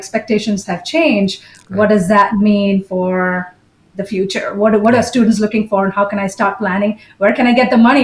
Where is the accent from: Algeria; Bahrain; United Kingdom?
Bahrain; moved away as an adult; now in United States; although I was an Indian citizen, I was born and brought up in Bahrain in the Middle East.